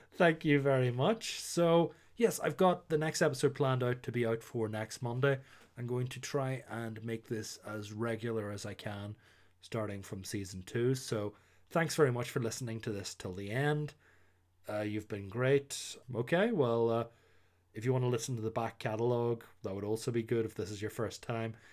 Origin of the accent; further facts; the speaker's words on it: Ireland; being Irish